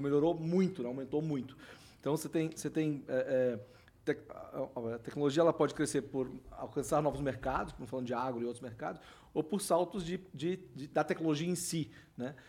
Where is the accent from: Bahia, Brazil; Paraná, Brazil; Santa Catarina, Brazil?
Santa Catarina, Brazil; Florianópolis; eu sou de Floripa, né?